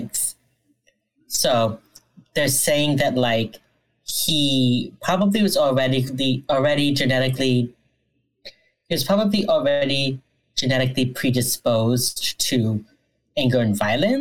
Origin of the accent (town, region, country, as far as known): Miami, Florida, United States; moved away